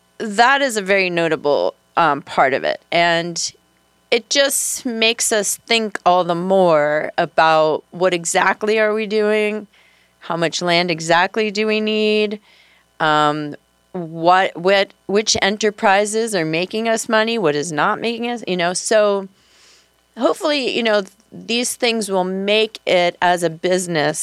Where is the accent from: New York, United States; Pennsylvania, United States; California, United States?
New York, United States; the New York area, United States; moved away as an adult; now in Monroe County, Iowa, United States; I'm from the New York area.